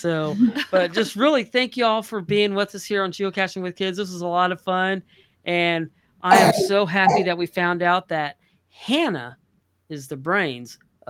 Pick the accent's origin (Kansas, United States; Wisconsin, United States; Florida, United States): Kansas, United States; I was born in Kansas, but when they call it the plains, it is plain.